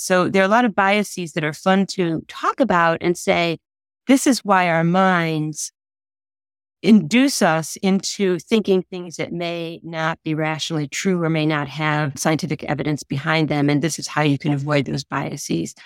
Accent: Hickory, United States; moved away as an adult; now in Illinois, United States; I had a horse growing up in Hickory

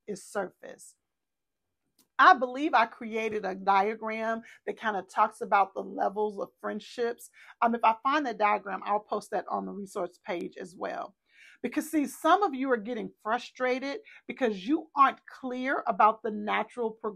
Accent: Texas, United States; we're from Texas

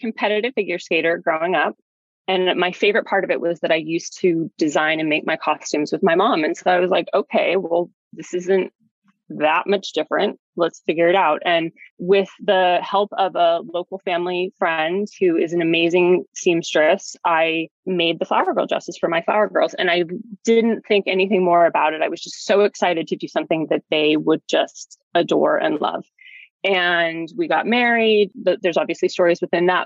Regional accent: Utah, United States; now in New York, United States; I was getting married in Utah, which is my home state.

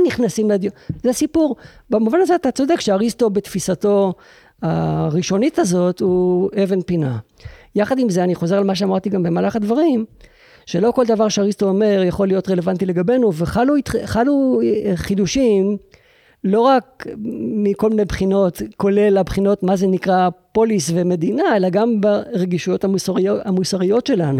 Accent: Israel; אני יהודי ישראלי

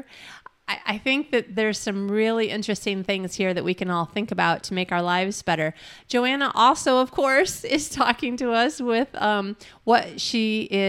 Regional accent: Midwest, United States; I'm a Midwesterner as well

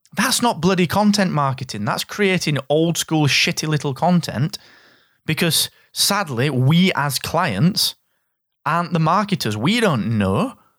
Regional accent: the north of England, United Kingdom; your favourite Northern English guy

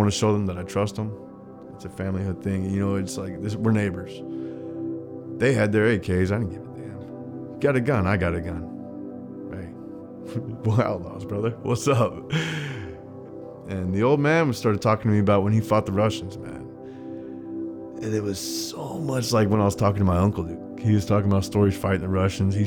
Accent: Colorado, United States; I grew up in Colorado

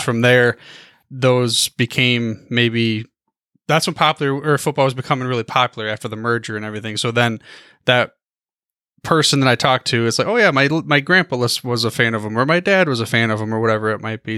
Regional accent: Michigan, United States; I'm from the, uh, Michigan area

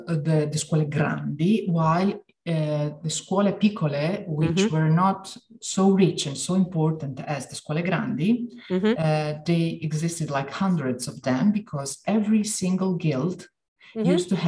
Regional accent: Dalmatia, Croatia; Since I come from Dalmatia, every now, mm-hmm. and now and then I say, okay, maybe I got the wrong scuola, but I could belong to both of them.

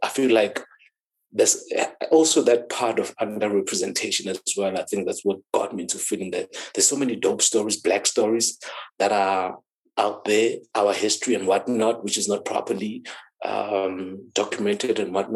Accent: Thaba Nchu, Free State, South Africa; I'm from that side. That's where I grew up. That's where I was born

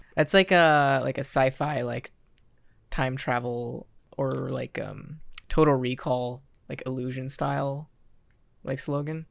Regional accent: Kansas, United States; I'm from Kansas

